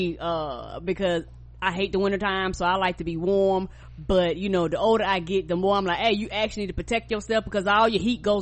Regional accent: the South, United States; I'm from the South

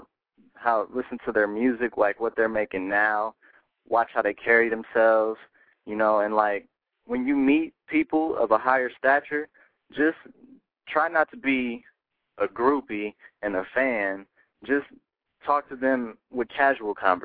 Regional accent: Colorado, United States; I'm coming from Colorado, so out in Colorado, there's not too much contact with anybody big

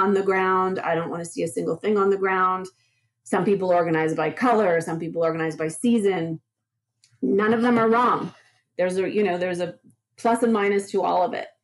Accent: Montreal, Quebec, Canada; moved away as an adult; now in Sedona, United States; I'm from Montreal, and I worked for California Closets in Montreal for, God, just under 20 years. And then I decided I wanted to move to Sedona, Arizona, where I live now

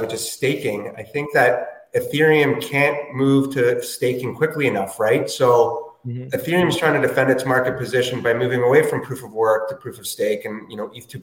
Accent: Chile; moved away; also born or lived in Toronto; I was born in Chile

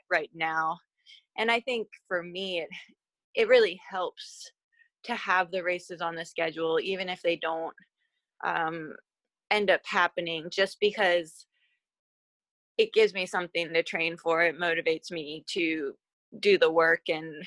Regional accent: United States; as an American

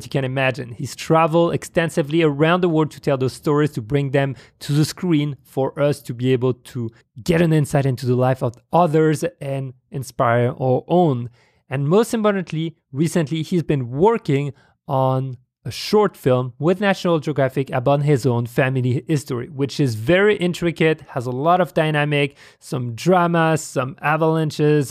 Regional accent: France; moved away; I come from France

